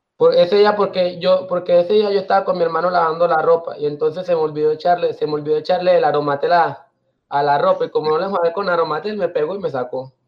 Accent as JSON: {"language": "Spanish", "town": "Carepa", "region": "Antioquia", "country": "Colombia", "tie": "born or raised there", "also_born_or_lived": "Riohacha, La Guajira", "said": "Yo soy de Hacha, de Hacha, La Guajira. Pues soy criado en, Carepa, Antioquia"}